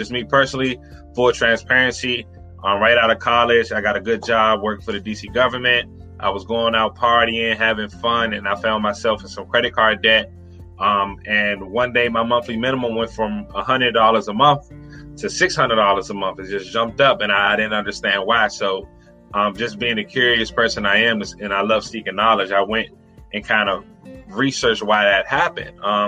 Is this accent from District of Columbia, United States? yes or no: yes; Washington, District of Columbia, United States; I'm from Washington, D.C.